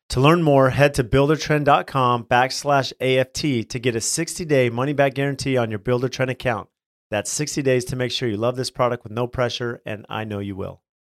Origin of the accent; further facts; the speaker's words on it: San Diego, California, United States; also born or lived in Phoenix; growing up in San Diego